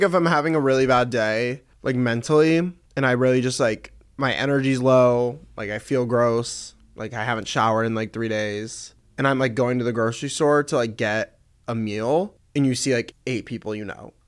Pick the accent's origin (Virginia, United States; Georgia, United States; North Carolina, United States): Georgia, United States; Atlanta; moved away as an adult; now in Los Angeles, United States; I'm from Atlanta. I grew up there, um, for eighteen years, and then I moved out here.